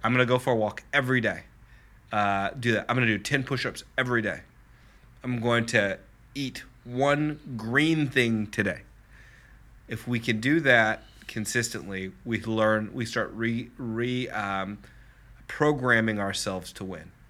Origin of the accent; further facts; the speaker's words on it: Lenexa, Kansas, United States; I grew up in Lenexa and very middle class family